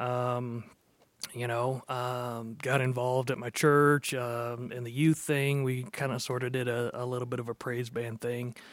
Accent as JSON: {"language": "English", "town": "Dallas", "region": "Texas", "country": "United States", "tie": "born or raised there", "also_born_or_lived": "Norman, Oklahoma", "said": "I spent most of my life growing up down there"}